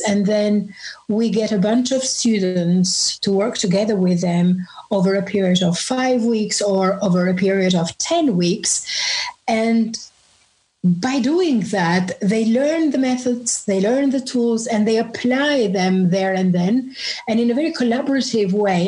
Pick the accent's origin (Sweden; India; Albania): Albania; moved away as an adult; now in London, United Kingdom; I grew up in Albania, and that was under communism